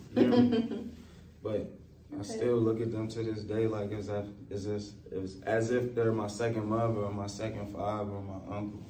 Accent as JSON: {"language": "English", "town": "Chicago", "region": "Illinois", "country": "United States", "moved": "yes", "said": "I'm from Chicago"}